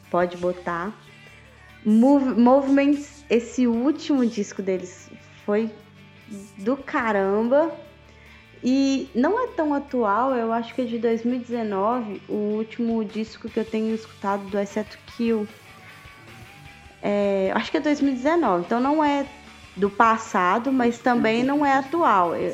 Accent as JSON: {"language": "Portuguese", "region": "Minas Gerais", "country": "Brazil", "said": "sou muito mineiro"}